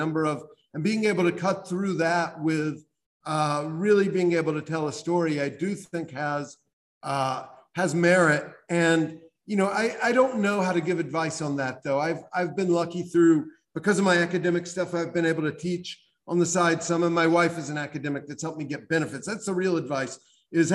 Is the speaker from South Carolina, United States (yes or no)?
yes; South Carolina, United States; I grew up in South Carolina in a family that had been slaveholders